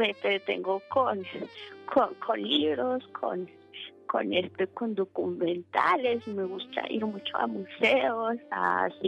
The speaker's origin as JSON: {"language": "Spanish", "town": "Pasto", "region": "Nariño", "country": "Colombia", "said": "yo no soy de Caracas, yo soy de Pasto, Colombia."}